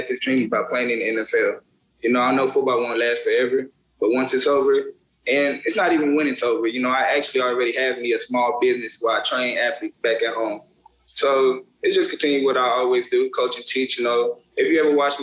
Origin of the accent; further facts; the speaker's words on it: Arlington, Texas, United States; I'm from the Dallas area, East Arlington to be exact